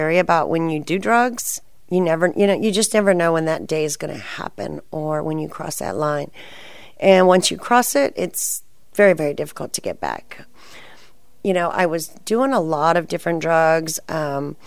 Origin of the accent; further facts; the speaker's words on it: San Antonio, Texas, United States; moved away as an adult; also born or lived in Colorado; now in Austin, United States; my hometown, I was born in San Antonio, and that's where I was living